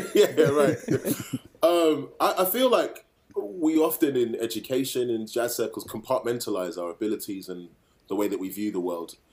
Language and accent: English; Birmingham, West Midlands, United Kingdom; growing up in Handsworth in Birmingham